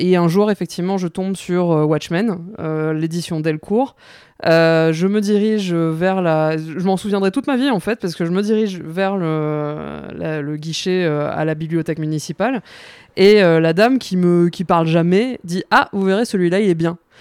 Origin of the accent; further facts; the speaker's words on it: Mauritius; moved away as an adult; now in France; je suis mauricienne, j'ai grandi à l'île Maurice